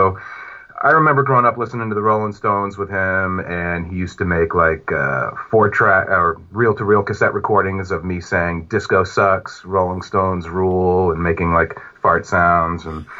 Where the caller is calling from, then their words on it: Chester, New York, United States; I'm calling from the Hudson Valley in New York, in the town of Chester and Goshen. Chester. I got the border going right through my yard.